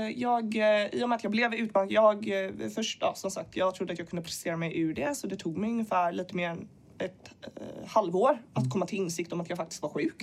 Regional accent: Gothenburg, Västra Götaland, Sweden; jag är född i Göteborg.

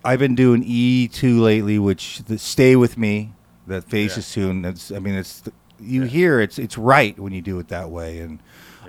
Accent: Lafayette, California, United States; I grew up in Lafayette, California

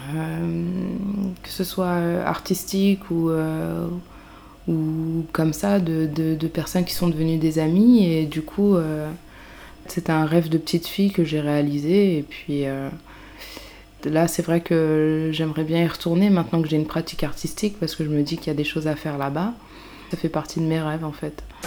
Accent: a small town in Yvelines, Île-de-France, France; now in Paris, France; je venais d'une petite ville des Yvelines

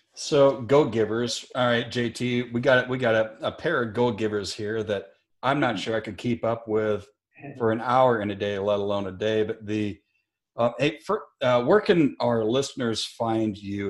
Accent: Elk Point, South Dakota, United States; moved away; it's no little podunk town like where I grew up in Elk Point, South Dakota

